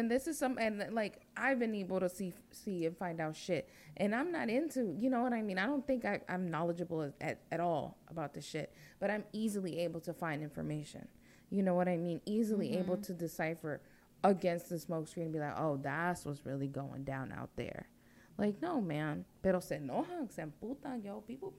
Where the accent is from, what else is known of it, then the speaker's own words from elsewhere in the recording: Chirilagua, Virginia, United States; I know my blood is from there, but I'm not going to say, yo, that's where the hood's at. No, I'm from Chirilagua out here.